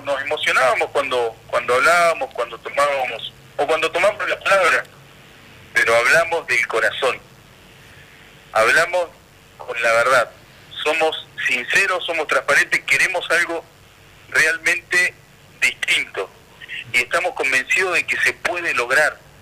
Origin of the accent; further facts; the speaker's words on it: Santa Cruz, Argentina; porque somos Santa santacruceños, porque somos argentinos, porque vivimos en esta tierra